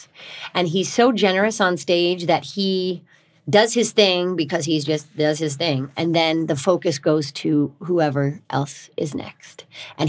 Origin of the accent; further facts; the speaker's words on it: Kentucky, United States; now in New York, United States; I'm from Kentucky.